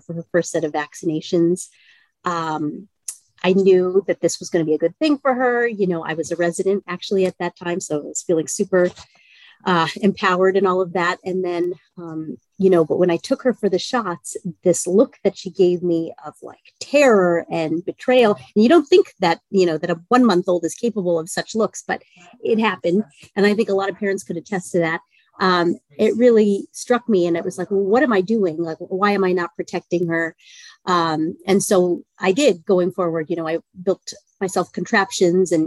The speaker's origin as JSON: {"language": "English", "region": "Maryland", "country": "United States", "tie": "born or raised there", "also_born_or_lived": "New York", "moved": "as an adult", "said": "I grew up on the East Coast in Maryland outside of DC"}